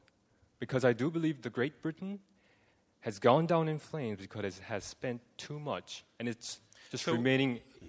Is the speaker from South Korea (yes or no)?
yes; South Korea; By the way, I'm from South Korea. … I'm a student there.